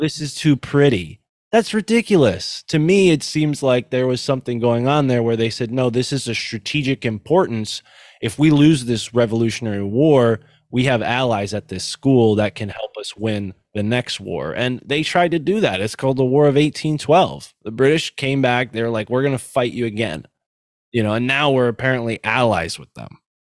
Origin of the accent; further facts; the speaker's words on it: Connecticut, United States; Connecticut, which is where I'm from